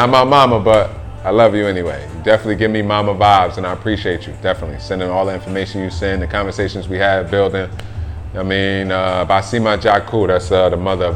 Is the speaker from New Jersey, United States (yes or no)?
yes; New Jersey, United States; moved away; I'm just an ignorant ass motherfucker from New Jersey